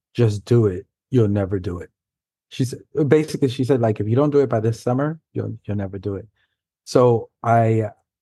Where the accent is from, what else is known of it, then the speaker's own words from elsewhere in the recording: New York City, New York, United States; first language Spanish; English is a second language; I grew up in New York City, not too far from Brian, in Manhattan, in the Upper West Side area